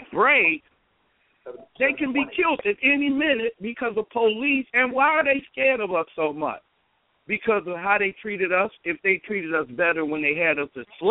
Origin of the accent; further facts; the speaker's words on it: Chicago, Illinois, United States; now in Champaign, United States; I'm from Chicago, but I've been in Champaign 30 years.